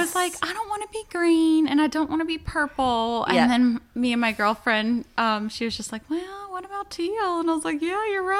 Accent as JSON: {"language": "English", "town": "Powhatan", "region": "Virginia", "country": "United States", "tie": "born or raised there", "also_born_or_lived": "Richmond, Virginia", "said": "I'm super proud of my hometown. I love it here, but I did grow up in the country and across from a cow farm in the woods."}